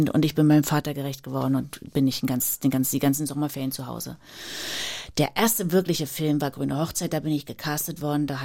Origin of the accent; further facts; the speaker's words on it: Germany; moved away as an adult; Mit 19 bin ich ja dann äh, noch aus der DDR geflohen, so kurz vor Mauerfall.